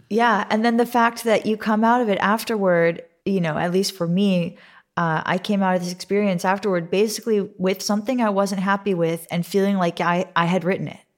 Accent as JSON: {"language": "English", "town": "Santa Monica", "region": "California", "country": "United States", "said": "I'm, I'm from Santa Monica, California."}